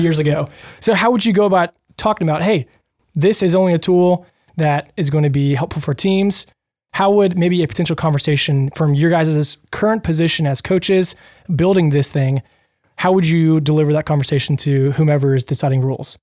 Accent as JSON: {"language": "English", "town": "Louisville", "country": "United States", "tie": "born or raised there", "said": "I grew up in Louisville"}